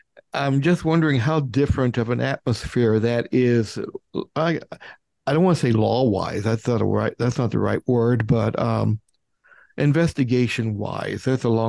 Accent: United States; I'm sorry, being an American

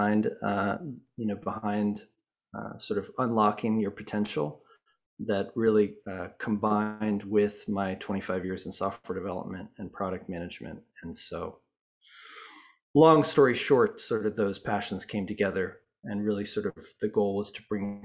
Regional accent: Boulder, Colorado, United States; I grew up in the States, in Boulder, Colorado

